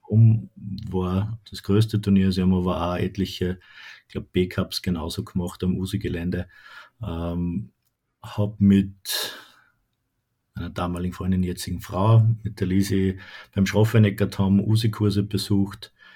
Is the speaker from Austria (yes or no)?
yes; Haag am Hausruck, Upper Austria, Austria; also born or lived in Lonsburg; gebürtig in Haag Hausock und wohne jetzt im schönen Lonsburg